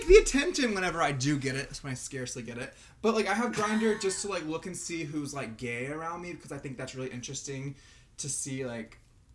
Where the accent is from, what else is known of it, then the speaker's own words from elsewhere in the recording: Gainesville, Georgia, United States; I'm from Gainesville, Georgia.